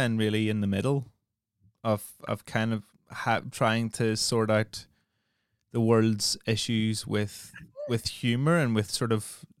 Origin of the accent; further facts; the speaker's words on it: Northern Ireland, United Kingdom; obviously growing up in Northern Ireland is very much like growing up in the north of England.